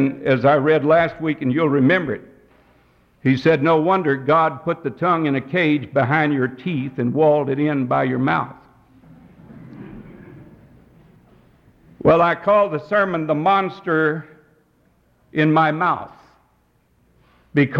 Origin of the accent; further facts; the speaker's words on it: Texas, United States; I grew up out in Texas